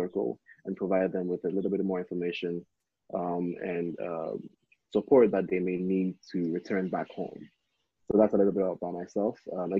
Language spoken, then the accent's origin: English; Ghana; now in China; I'm originally from Ghana.